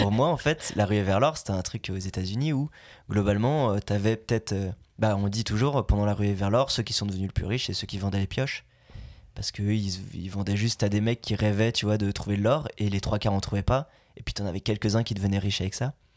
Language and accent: French; Belgium; moved away as an adult; now in France; Je viens de Belgique, j'ai fait 8 ans de doublage, maintenant j'habite ici.